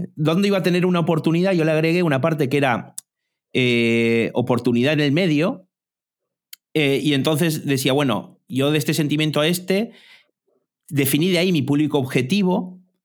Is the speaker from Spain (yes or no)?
no; Argentina; soy argentino también